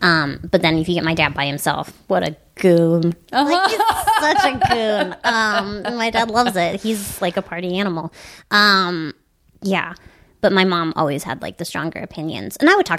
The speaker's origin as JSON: {"language": "English", "town": "Wellesley", "region": "Massachusetts", "country": "United States", "tie": "born or raised there", "also_born_or_lived": "Baltimore, Maryland", "said": "Boston. I grew up in Boston. Mm-hmm. I was born in Baltimore, and then I grew up in Boston."}